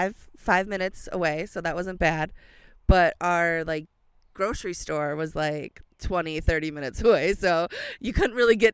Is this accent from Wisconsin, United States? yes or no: yes; Helenville, Wisconsin, United States; Helenville, Wisconsin.